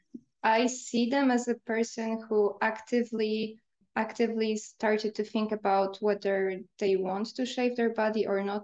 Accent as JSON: {"language": "English", "country": "Poland", "moved": "as an adult", "lives_now": "United Kingdom", "said": "I'm from Poland"}